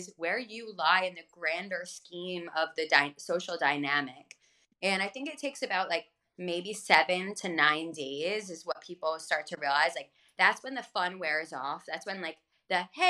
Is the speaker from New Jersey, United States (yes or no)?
yes; Freehold, New Jersey, United States; I'm this hippie from Freehold, New Jersey